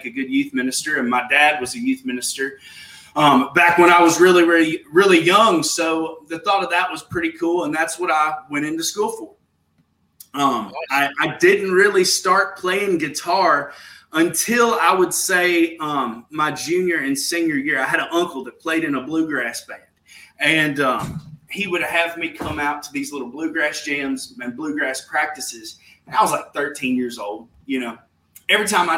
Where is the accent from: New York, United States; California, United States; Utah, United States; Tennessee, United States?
Tennessee, United States; Fairview; also born or lived in Nashville, Tennessee / Brentwood, Tennessee; I was born in Nashville and raised in Fairview, Tennessee, which is like 45 minutes towards Memphis